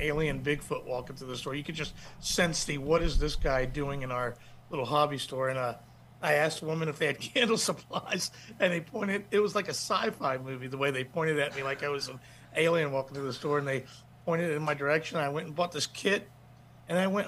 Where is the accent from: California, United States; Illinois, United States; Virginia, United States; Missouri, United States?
Virginia, United States; Manassas; my hometown of Manassas, Virginia